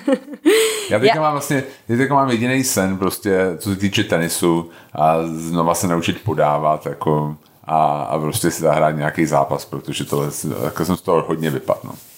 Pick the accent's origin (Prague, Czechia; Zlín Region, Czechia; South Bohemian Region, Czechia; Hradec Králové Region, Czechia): Prague, Czechia; já jsem vyrůstal na Jižním městě